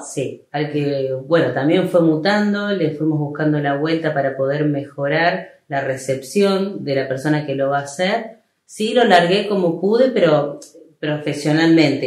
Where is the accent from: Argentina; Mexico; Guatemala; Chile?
Argentina; Rosario, Santa Fe; moved away as an adult; now in El Trébol, Argentina; Yo nací en Trébol, pero hice toda mi vida en Rosario